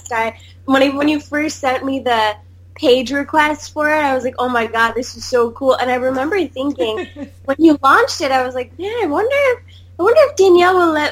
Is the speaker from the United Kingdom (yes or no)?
no; India; so here I was, you know, worrying people would be racist towards me because I'm Indian